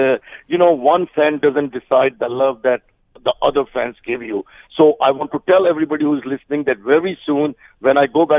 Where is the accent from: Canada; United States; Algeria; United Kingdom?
Canada; And you know, when I'm a Canadian, so when somebody goes low, I go high.